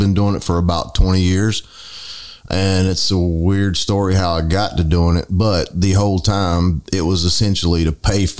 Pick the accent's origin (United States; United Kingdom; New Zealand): United States; the South; we're from the South.